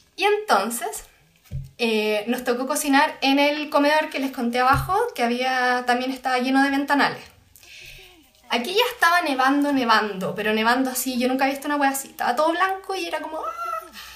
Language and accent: Spanish; Santiago, Santiago Metropolitan Region, Chile; como santiaguinas